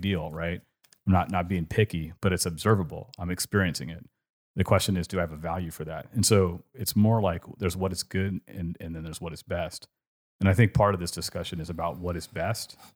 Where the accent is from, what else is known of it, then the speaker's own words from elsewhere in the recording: California, United States; accent: California; now in Richmond, United States; when I grew up in California